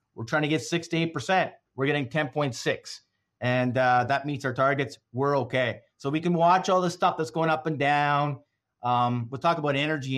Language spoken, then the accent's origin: English; Canada; as a Canadian